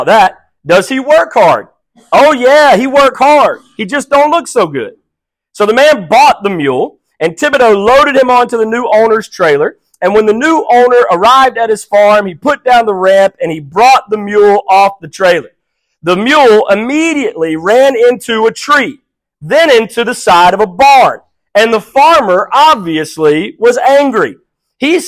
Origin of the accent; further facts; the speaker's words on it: South Mississippi, United States; also born or lived in Houma, Louisiana; I was born in Houma, Louisiana. I was raised in South Mississippi